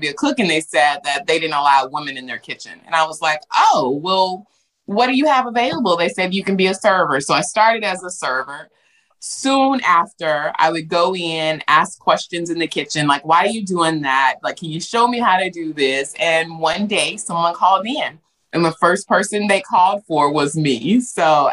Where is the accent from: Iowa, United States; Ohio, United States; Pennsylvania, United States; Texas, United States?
Texas, United States; Beaumont; moved away as an adult; also born or lived in Houston, Texas / Port Allen, Louisiana (family roots); now in Dallas, United States; grew up in Beaumont, eventually moved to Houston, worked in lots of restaurants, and then eventually made my way to Dallas to where I'm at now